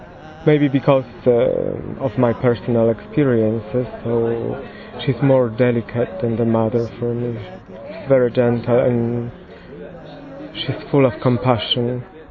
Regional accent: Poland; I'm originally from Poland.

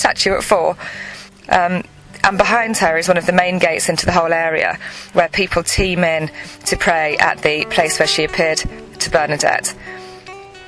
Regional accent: England, United Kingdom; I'm 36 years old and I'm from England.

